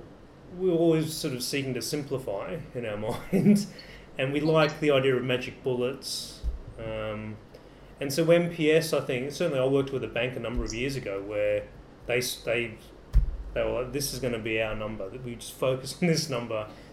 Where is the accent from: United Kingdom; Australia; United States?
Australia; As an Australian